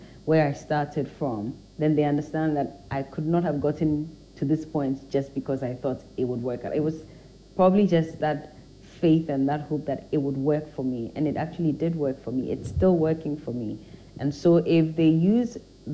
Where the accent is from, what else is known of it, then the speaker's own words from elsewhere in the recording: Teshi, Greater Accra, Ghana; also born or lived in North Kaneshie / Cantonments / Mataheko / Dansoman; So Teshi is where I lived my early youthful years